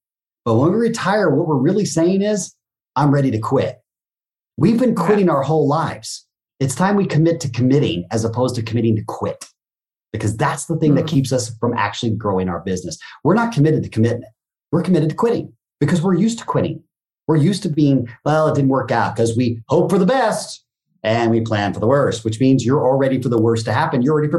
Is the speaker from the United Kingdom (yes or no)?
no; Japan; coming, growing up in Japan, the word teacher, sensei, is a very big title